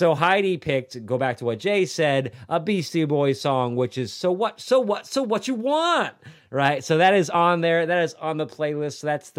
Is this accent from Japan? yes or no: yes; Japan; I grew up in Japan in the teenage years, and we go to karaoke.